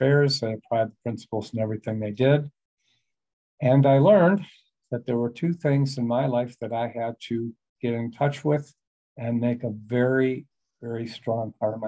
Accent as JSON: {"language": "English", "town": "Buffalo", "region": "New York", "country": "United States", "moved": "yes", "said": "originally, I'm from Buffalo, New York. Came from a very good family."}